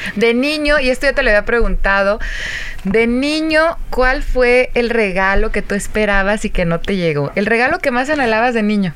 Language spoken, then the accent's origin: Spanish; Yahualica, Jalisco, Mexico; del pueblo de donde soy, que es Yahualica, Jalisco